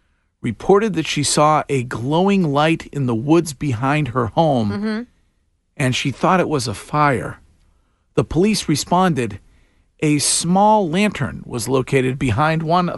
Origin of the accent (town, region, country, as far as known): Stow, Massachusetts, United States; born or raised there